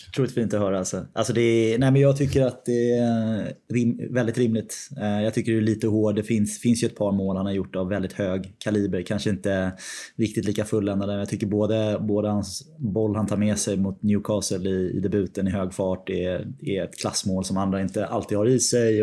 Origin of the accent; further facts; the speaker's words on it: Sweden; moved away as an adult; now in London, United Kingdom; Jag var ju hemma i Sverige ganska många veckor